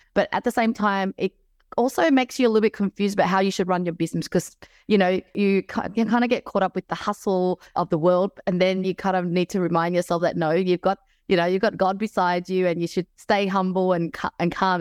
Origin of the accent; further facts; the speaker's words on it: Melbourne, Victoria, Australia; moved away; I was from Melbourne